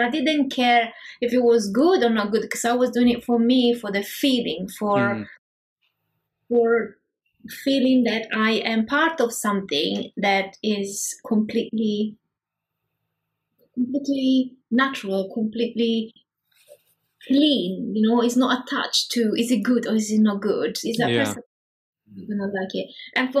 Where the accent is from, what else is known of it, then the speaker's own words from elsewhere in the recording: Prague, Czechia; I'm from Prague.